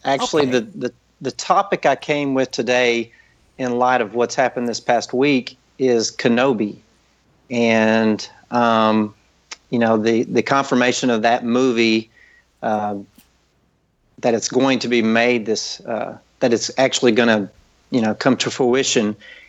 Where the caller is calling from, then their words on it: Terrell, Texas, United States; I'm actually coming from Terrell, Texas. It's about 30 miles east of Dallas, Texas.